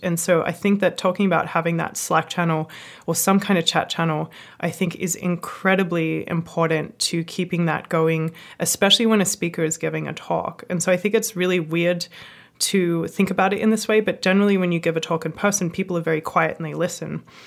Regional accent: Australia; I'm Australian

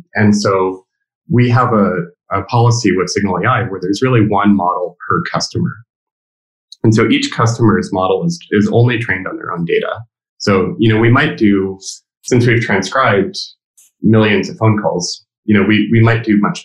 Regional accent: California, United States; me as a Californian

